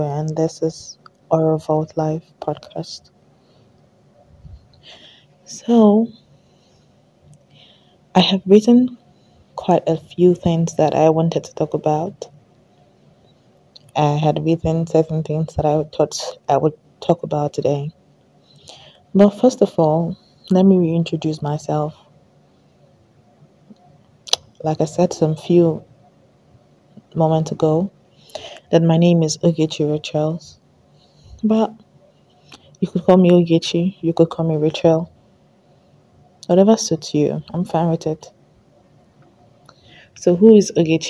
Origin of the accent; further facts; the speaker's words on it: Delta, Nigeria; I'm from Delta State, so that's kind of like the native food we have in Delta